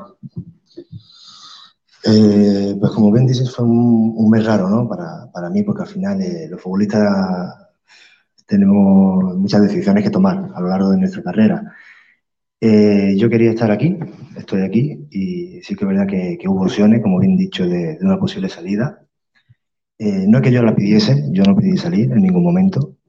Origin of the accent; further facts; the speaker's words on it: Málaga, Andalusia, Spain; soy malagueño.